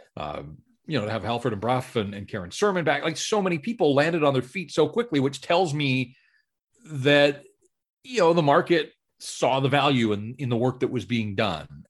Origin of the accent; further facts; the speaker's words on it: North Vancouver, British Columbia, Canada; grew up in North Vancouver and, and so born and raised in Metro Van and, and this is home